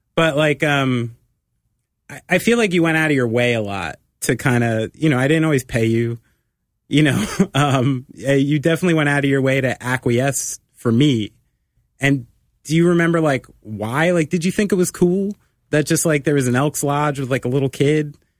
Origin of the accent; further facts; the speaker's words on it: New Jersey, United States; I'm immensely proud to be from the state of New Jersey.